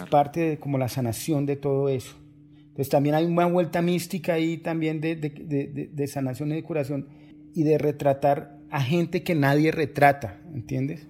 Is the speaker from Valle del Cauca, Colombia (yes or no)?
yes; Cali, Valle del Cauca, Colombia; moved away; yo soy de, de Cali, que es una ciudad cerca del Pacífico colombiano